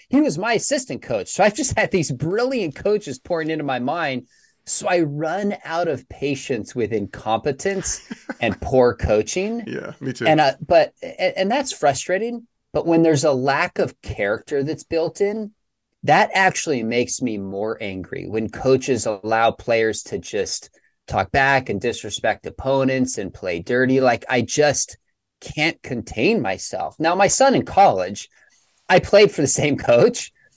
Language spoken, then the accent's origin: English; Dallas, Texas, United States; I'm from Dallas